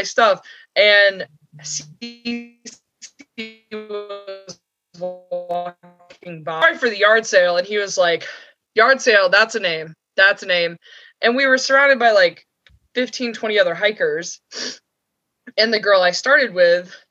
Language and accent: English; near Amicalola, North Georgia, United States; So I grew up in North Georgia near Amicalola, near Springer Mountain